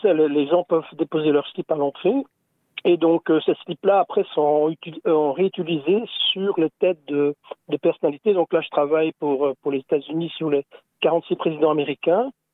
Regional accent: Belgium; nous, on est belges

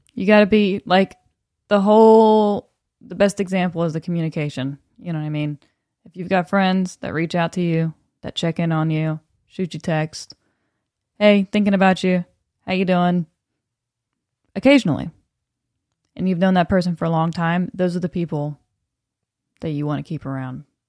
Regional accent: the South, United States; accent: Southern; now in Los Angeles, United States; I was Southern

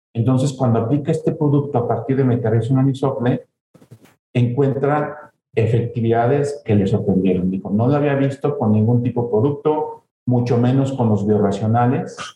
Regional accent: Celaya, Guanajuato, Mexico; Nazco en Celaya, Guanajuato, soy de Ceralla, soy de Guanajuato como tal

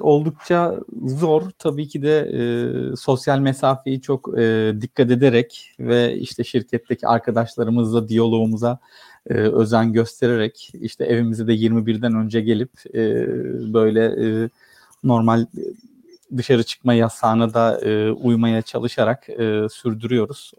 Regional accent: Istanbul, Turkey; also born or lived in Samsun; İstanbul'da doğdum 1979 yılında. E, Samsunluyum aslen.

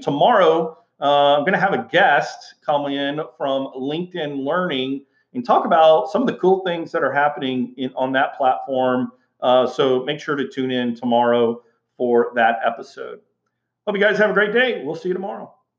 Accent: Houston, Texas, United States; moved away as an adult; I, I grew up in Houston, Texas, and and you know, went to high school, went to college uh, in in uh, Houston, Texas

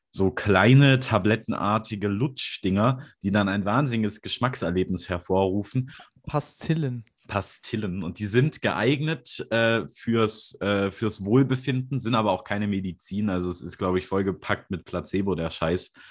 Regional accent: Hamburg, Germany; Das sage ich 24 in Hamburg, wo ich herkomme.

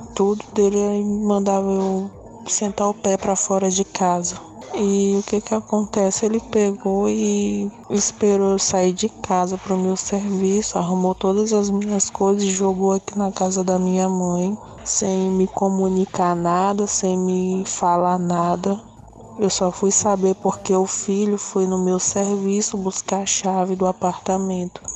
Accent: São Luís, Maranhão, Brazil; Eu sou daqui de São Luís do Maranhão

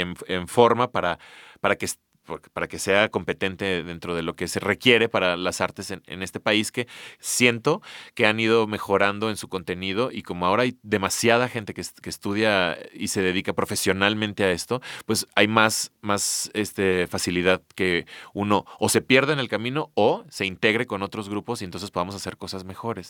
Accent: Mexico; somos así como mexicanos

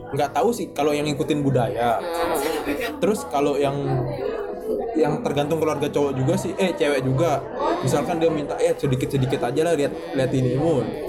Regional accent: Lombok, West Nusa Tenggara, Indonesia; di daerahku, di Lombok

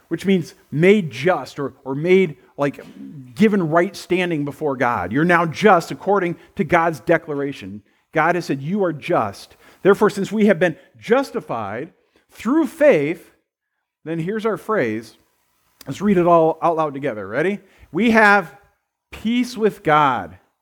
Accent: United States; I was born in the United States of America.

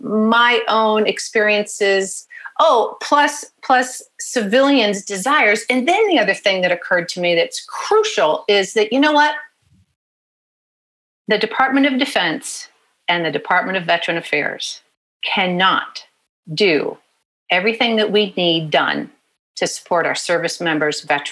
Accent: Pensacola, Florida, United States; born there; also born or lived in Paris, France; I was born in Pensacola, Florida. Dad was in pilot training. Then I went to preschool in a French-speaking preschool in Paris, France.

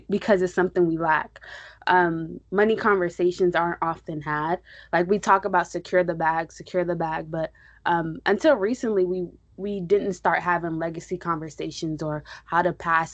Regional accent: Nigeria; also born or lived in New York; I'm Nigerian.

